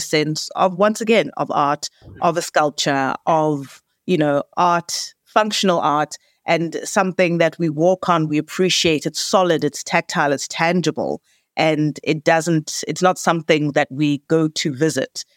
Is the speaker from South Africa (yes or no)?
yes; Johannesburg, Gauteng, South Africa; We are born and bred in Johannesburg, in Gauteng